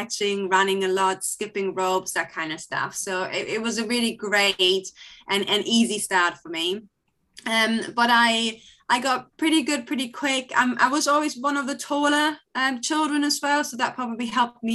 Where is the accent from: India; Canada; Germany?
Germany; Hamelin, Lower Saxony; moved away; also born or lived in Klein Berkel; I'm from Hamelin, but we were based in Kleinberkel, which is only a 10-minute drive away, a pretty small village nearby.